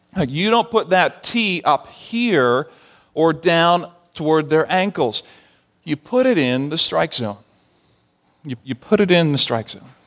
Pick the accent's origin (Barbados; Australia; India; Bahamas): Barbados; moved away as an adult; growing up in the Caribbean, I didn't play baseball. We didn't have baseball in Barbados